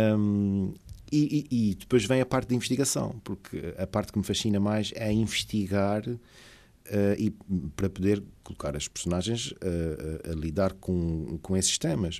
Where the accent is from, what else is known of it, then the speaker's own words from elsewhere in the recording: São Miguel, Azores, Portugal; nascido e criado em São Miguel